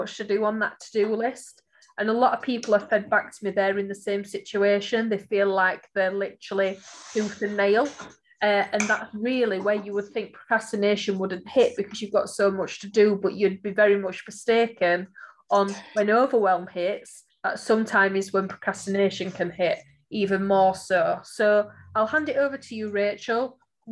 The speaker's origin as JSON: {"language": "English", "town": "Barnsley", "region": "Yorkshire and the Humber", "country": "United Kingdom", "said": "I am from Barnsley, guys, as you know, listening to this podcast series, I do shorten my words"}